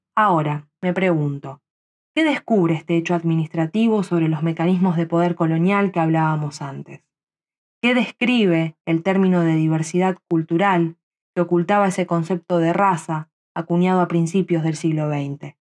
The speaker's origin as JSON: {"language": "Spanish", "country": "Argentina", "tie": "born or raised there", "said": "nací en Argentina donde vivo actualmente"}